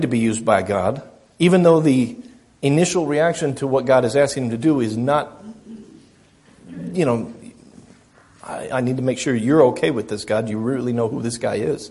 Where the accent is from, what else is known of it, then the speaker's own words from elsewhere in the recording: United States; I'm American